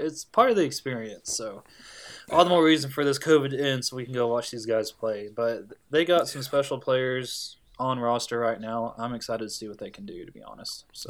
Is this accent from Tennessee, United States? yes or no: yes; Tennessee, United States; growing up in Tennessee